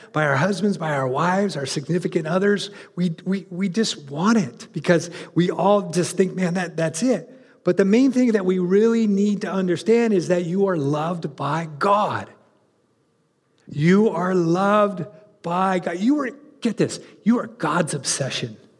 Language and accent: English; California, United States; moved away; I grew up in California